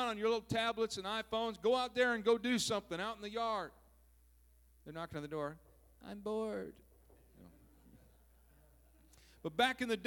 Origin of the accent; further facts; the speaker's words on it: southern Minnesota, United States; now in California, United States; When I was a boy, growing up, I grew up in Minnesota, southern Minnesota